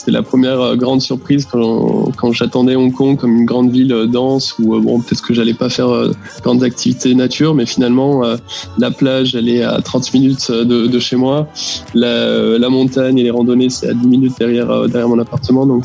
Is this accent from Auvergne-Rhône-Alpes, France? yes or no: yes; Lyon, Auvergne-Rhône-Alpes, France; Exactement, oui. Donc j'ai euh, fait une école d'ingé qui s'appelle euh, l'INSA de Lyon.